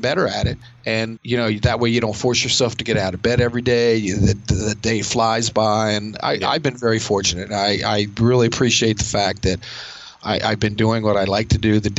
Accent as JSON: {"language": "English", "area": "near Westminster", "region": "Maryland", "country": "United States", "tie": "born or raised there", "said": "I do train in a gym near my hometown"}